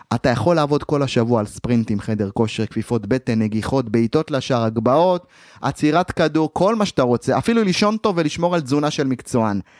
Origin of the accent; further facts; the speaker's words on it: Ma'alot-Tarshiha, Northern District, Israel; אני נוסע ממעלות לחיפה באוטובוסים לאימונים